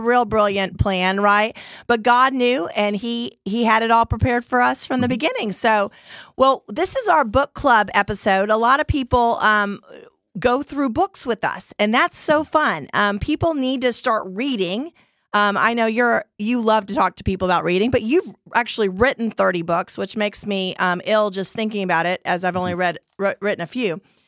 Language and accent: English; Dallas, Texas, United States; we're all from the Dallas area.